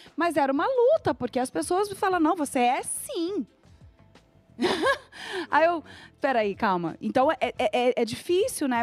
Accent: Rio de Janeiro, Brazil; moved away as an adult; also born or lived in Porto Alegre; now in São Paulo, Brazil; eu fui criada no Rio de Janeiro. Só que assim, nasci em Porto Alegre

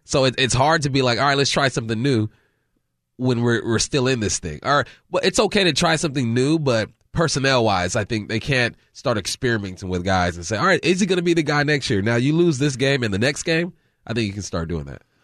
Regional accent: California, United States; moved away; I grew up in California, either Raiders or Niners

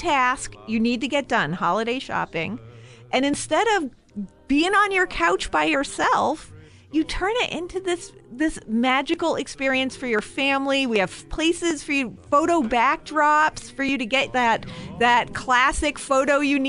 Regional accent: Northland, United States; We're from the Northland. We know how to deal with cold.

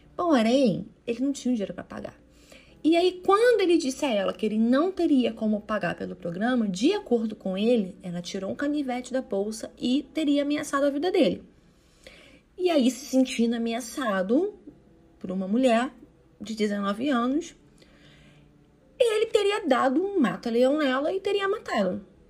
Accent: Itaguaí, Rio de Janeiro, Brazil; accent: Rio de Janeiro; Dá pra ver pelo sotaque que eu sou do Rio de Janeiro.

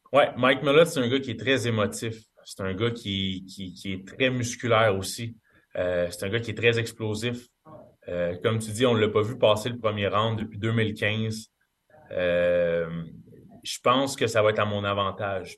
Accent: Canada; en tant que Canadien

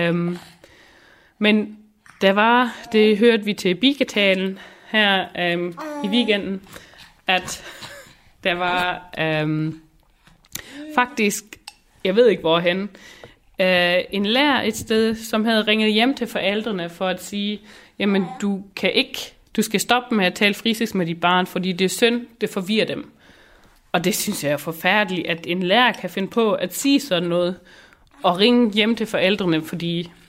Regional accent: Schleswig-Holstein, Germany; først og fremmest er jeg friser, så er jeg dansker, og så er jeg tysker.

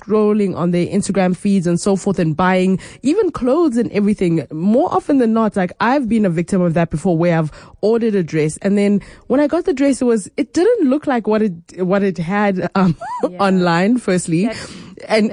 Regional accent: South Africa; as South African consumers

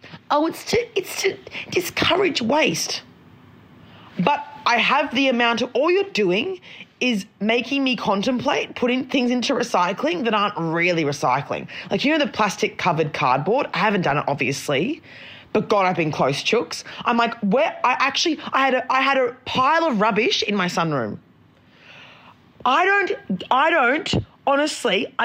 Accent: Brisbane, Queensland, Australia; moved away; also born or lived in Northern Rivers; I'm not from Sydney. Like, I'm from Brisbane. I'm used to mozzies. Mum has, like, water dragons by her pool. We had a snake living in the roof when I was growing up

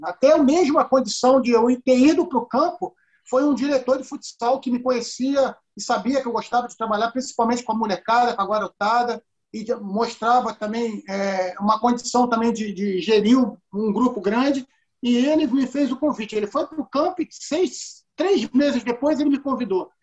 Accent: Rio de Janeiro, Brazil; eu nasci e fui criado ali, primeiro no Maracanã, na rua São Francisco Xavier, menos de um quilômetro do estádio, e depois fui morar em Vila Isabel

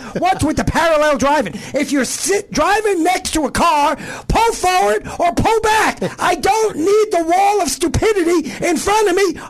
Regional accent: New York, United States; moved away; I'm originally from New York, so I have to know how to parallel park.

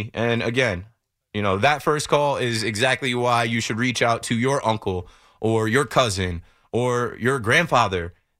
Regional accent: New Jersey, United States; I'm a Nets fan. I'm from Jersey.

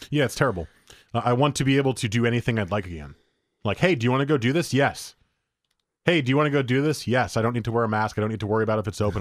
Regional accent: New Jersey, United States; I grew up in New Jersey

